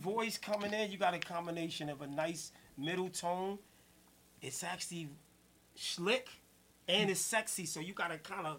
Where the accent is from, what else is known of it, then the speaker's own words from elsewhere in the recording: New Jersey, United States; I'm from Jersey